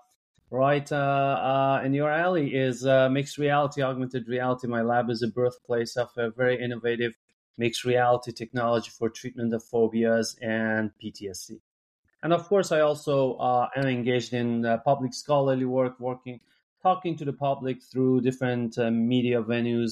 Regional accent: Iran; English is a second language; moved away as an adult; I'm from Iran, and where I went to medical school

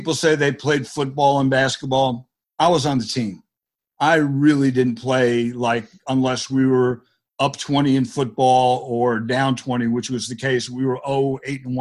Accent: New Jersey, United States; I grew up in New Jersey

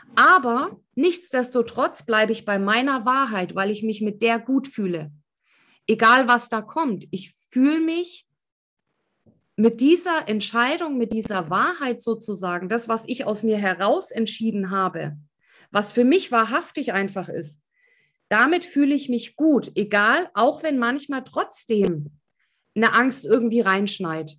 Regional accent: East Germany, Germany; ich komme ja aus dem Osten

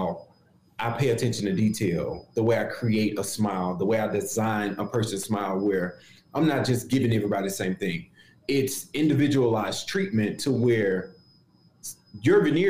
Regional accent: Memphis, Tennessee, United States; I'm from Memphis

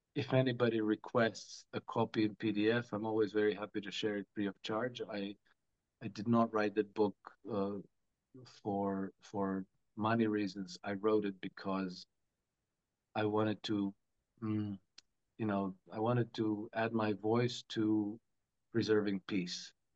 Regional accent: Croatia; now in Monaco; I come from Croatia, a bit of a Russophobic uh, culture.

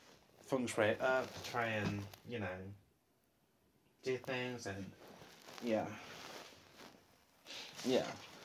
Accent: Long Eaton, East Midlands, United Kingdom; I lived in Long Eaton. Well, I grew up in Long Eaton, so I see Nottingham kind of differently to how I did back then, sort of thing.

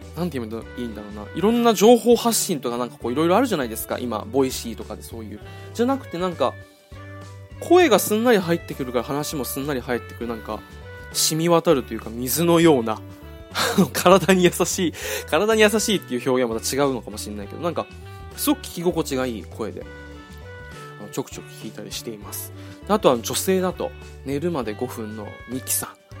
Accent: Okinawa, Japan; 俺は地元が沖縄なんですけど

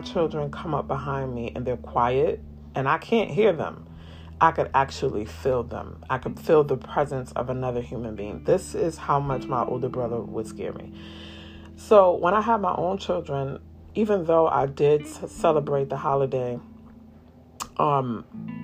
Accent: New York City, New York, United States; the Bronx, New York, my hometown.

